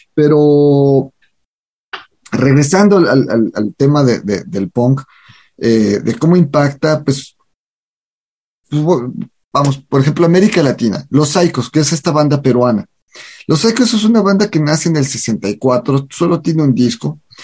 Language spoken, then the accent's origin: Spanish; Mexico